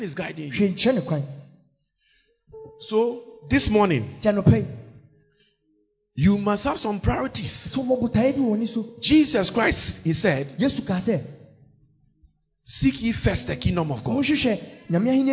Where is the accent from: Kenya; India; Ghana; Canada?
Ghana; So we are Ghanaian.